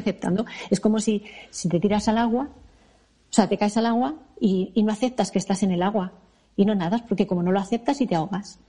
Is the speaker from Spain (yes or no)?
yes; Madrid, Community of Madrid, Spain; yo, yo nací aquí. yo nací en Madrid